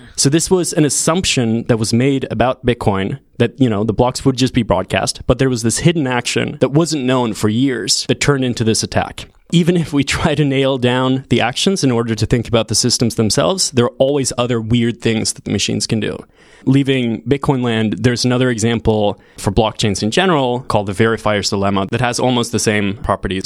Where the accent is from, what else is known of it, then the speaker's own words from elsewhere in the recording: Sweden; moved away as an adult; also born or lived in California; I'm originally from Sweden, moved to California to do a C S at Stanford four years ago in twenty fourteen